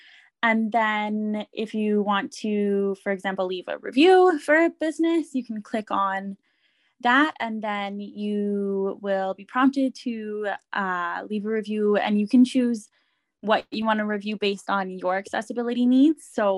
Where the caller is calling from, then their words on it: Edmonton, Alberta, Canada; I'm joining from Edmonton, Alberta, which is Treaty 6 territory